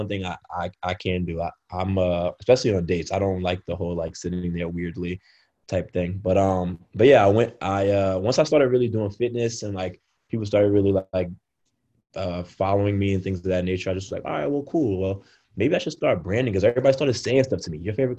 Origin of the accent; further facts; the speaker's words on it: Brooklyn, New York, United States; Like I'm from Brooklyn.